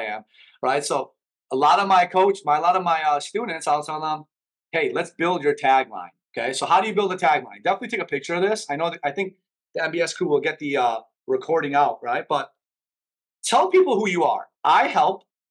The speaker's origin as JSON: {"language": "English", "town": "Chicago", "region": "Illinois", "country": "United States", "tie": "born or raised there", "second_language": "English", "moved": "as an adult", "lives_now": "Miami, United States", "said": "I grew up in Chicago"}